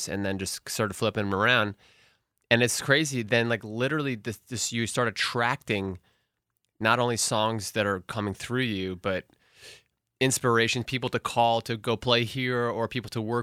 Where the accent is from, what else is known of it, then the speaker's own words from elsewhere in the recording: New York City, New York, United States; I was born in New York City